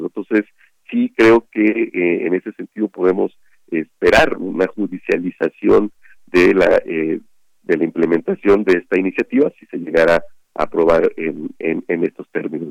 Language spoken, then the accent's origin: Spanish; Mexico; mi pueblo, allá en Patacualcos